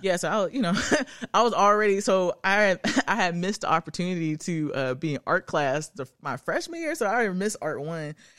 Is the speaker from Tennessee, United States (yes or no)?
yes; Arlington, Tennessee, United States; I'm from the outskirts of Memphis. Um, I grew up in Arlington